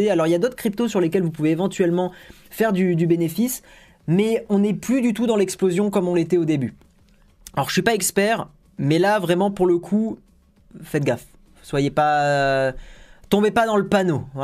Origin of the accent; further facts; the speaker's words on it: Tunisia; Au fait, chez nous en Tunisie, puisqu'on n'a pas PayPal, on ne peut même pas payer pour Spotify.